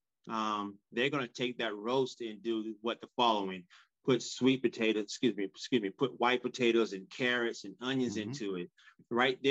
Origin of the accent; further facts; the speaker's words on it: Florida, United States; growing up in Florida